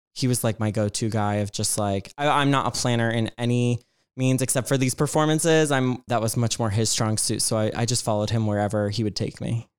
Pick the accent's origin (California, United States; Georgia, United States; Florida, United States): Georgia, United States; I grew up in Georgia